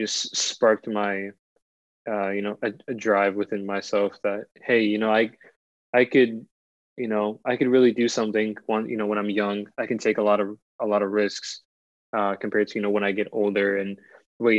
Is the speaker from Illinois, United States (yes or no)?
no; Ohio, United States; also born or lived in Washington, D.C.; I moved out to Ohio for, you know, my most of my childhood years